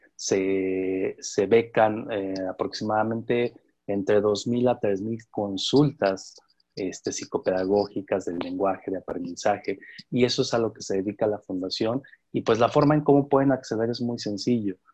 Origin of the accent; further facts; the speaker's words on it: Valle del Mezquital, Hidalgo, Mexico; Con mucho orgullo soy de hidalguense. Con mucho orgullo soy del Valle del Mezquital